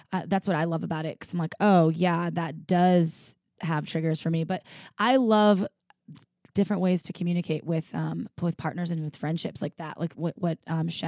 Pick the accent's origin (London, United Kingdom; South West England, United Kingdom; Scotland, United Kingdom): South West England, United Kingdom; Bristol; So I'm from Bristol in UK.